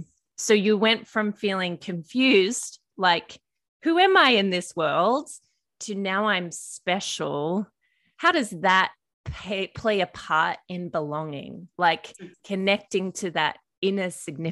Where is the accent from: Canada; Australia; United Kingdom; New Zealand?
Australia; moved away as an adult; also born or lived in United States; I've lived in America nearly 8 years and part of my accent has changed. And I think because, I mean, it's getting more Australian as I'm back here